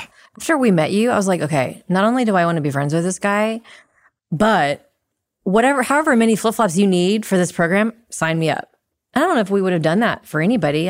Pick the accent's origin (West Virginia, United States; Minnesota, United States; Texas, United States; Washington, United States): Texas, United States; Dallas; moved away as an adult; also born or lived in Jakarta, Indonesia; Born and raised in Dallas